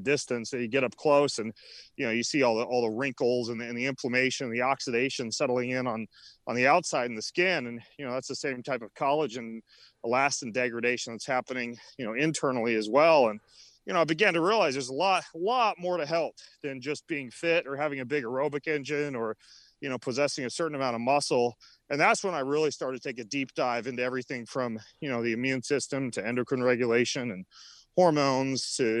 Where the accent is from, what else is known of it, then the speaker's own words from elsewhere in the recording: Idaho, United States; I grew up in North Idaho, up in what's called the Panhandle.